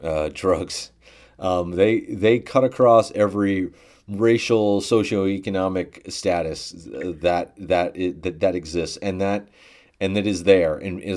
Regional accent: the South, United States; accent: Southern; I can pardon my Southern accent

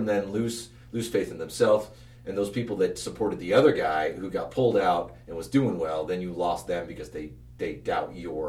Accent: Arizona, United States; I'm from Arizona.

